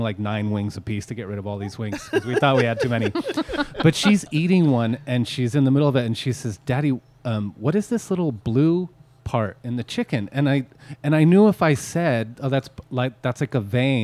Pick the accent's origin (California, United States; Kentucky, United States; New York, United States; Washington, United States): California, United States; Petaluma; growing up in Petaluma, I lived in the east side of Petaluma